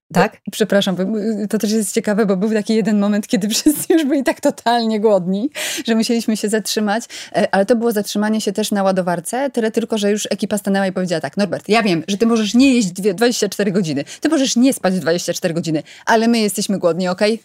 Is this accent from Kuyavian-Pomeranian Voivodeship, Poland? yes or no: yes; Bydgoszcz, Kuyavian-Pomeranian Voivodeship, Poland; ja pochodzę z Bydgoszczy